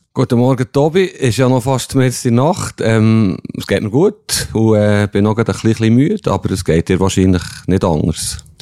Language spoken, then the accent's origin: German; Bern, Switzerland; aus Bern